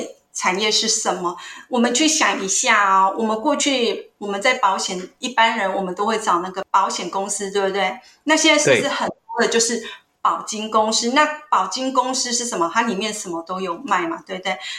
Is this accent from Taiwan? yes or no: yes; Hsinchu, Taiwan; 我来自新竹。